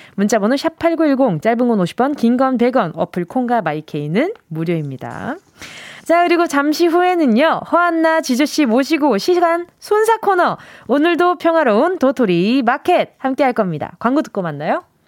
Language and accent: Korean; Busan, South Korea; 저는 이렇게 부산에서 태어났으니까 네. 네. 태어난 곳은 기억이 안 나는데 아기 때부터 살던 거는 반여동이라는 곳이었어요. 음, 네, 부산에 해운대구 반여동